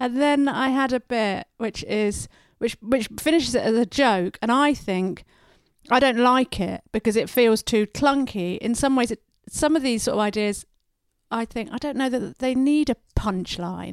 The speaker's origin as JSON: {"language": "English", "town": "Oxford", "region": "South East England", "country": "United Kingdom", "tie": "born or raised there", "said": "when I was growing up in Oxford"}